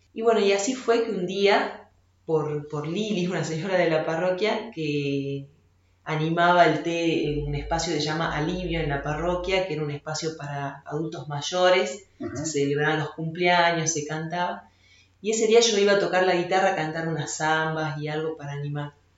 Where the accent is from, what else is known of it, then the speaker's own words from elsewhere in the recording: Salta, Argentina; yo soy salteña y fui desde muy chica, desde prejardín hasta quinto año al Colegio San Alfonso en Salta